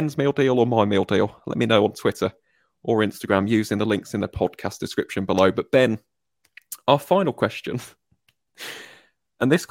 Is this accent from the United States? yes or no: no; Midlands, United Kingdom; I'm from the Midlands